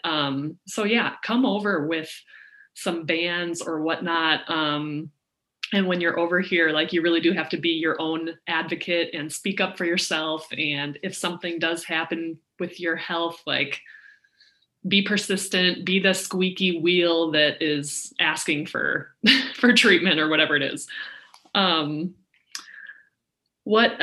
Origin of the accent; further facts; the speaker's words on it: Minnesota, United States; I'm from Minnesota